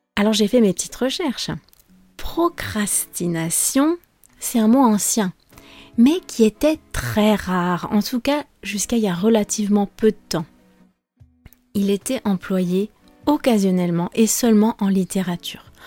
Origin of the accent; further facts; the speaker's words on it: France; je suis française